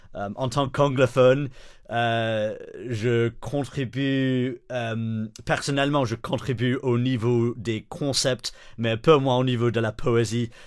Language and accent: French; the north of England, United Kingdom; French is a second language; moved away as an adult; also born or lived in Switzerland; now in Brussels, Belgium; Je viens du nord d'Angleterre